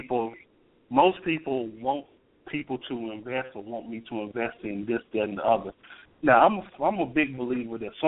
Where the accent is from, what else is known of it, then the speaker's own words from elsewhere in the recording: Memphis, Tennessee, United States; I'm from Memphis, Tennessee